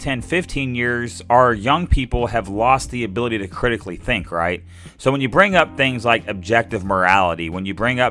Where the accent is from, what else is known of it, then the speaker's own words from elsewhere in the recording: Little Rock, Arkansas, United States; now in southwest Arkansas, United States; I grew up in Little Rock